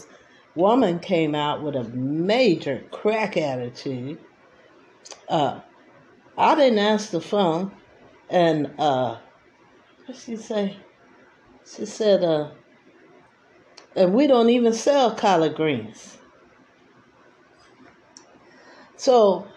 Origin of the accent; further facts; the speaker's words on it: East Coast, United States; I'm from the East Coast.